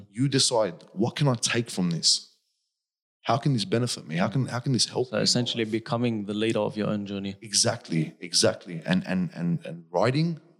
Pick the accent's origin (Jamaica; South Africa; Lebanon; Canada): Lebanon; South Governorate; English is a second language; You come from Iraq. I come from South Lebanon. Our countries both have seen many, many wars.